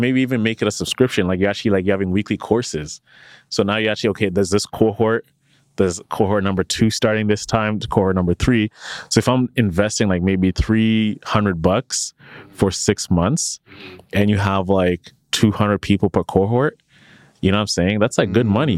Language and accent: English; Canada; when you work at Shopify as a Canadian